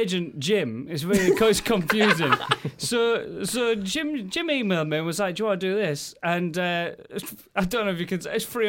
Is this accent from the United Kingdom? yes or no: yes; Goole, Yorkshire and the Humber, United Kingdom; From Goole. Oh, near Hull.